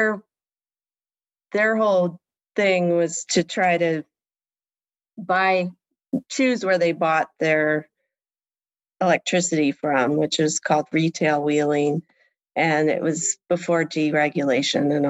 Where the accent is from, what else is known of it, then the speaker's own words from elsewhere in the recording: Port Clinton, Ohio, United States; moved away as an adult; also born or lived in Kalamazoo, Michigan / New York / Germany; now in Washington, D.C., United States; that's where I really grew up, in Port Clinton, Ohio, which is a small town on Lake Erie.